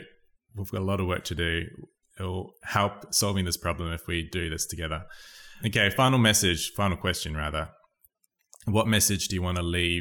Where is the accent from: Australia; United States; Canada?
Australia; Perth, Western Australia; moved away; also born or lived in New Zealand; I'm from Perth, I'm from New Zealand, but I grew up in Perth a lot